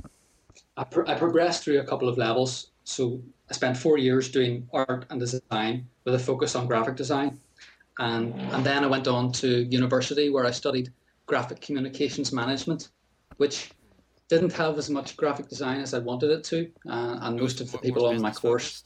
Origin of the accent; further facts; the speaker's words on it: Northern Ireland, United Kingdom; also born or lived in Scotland; I'm a Northern Irish designer. I'm living in Northern Ireland